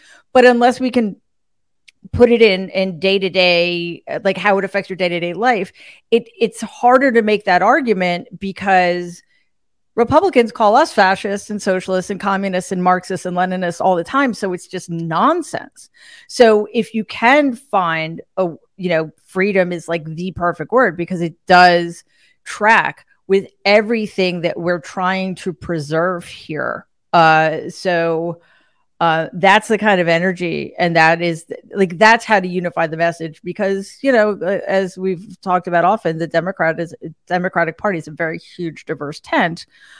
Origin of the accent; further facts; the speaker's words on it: New York City, New York, United States; I'm from New York City.